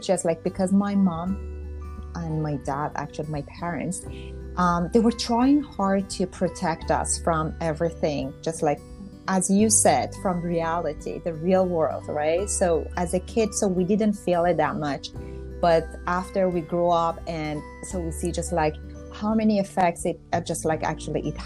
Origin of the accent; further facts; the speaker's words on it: Tehran, Tehran Province, Iran; first language Persian; English is a second language; moved away as an adult; now in North Vancouver, Canada; I was born in Iran, Tehran, in 1976. And so what I remember from my childhood is just like being with my, surrounded with cousins, friends, and, you know, just like all the family members.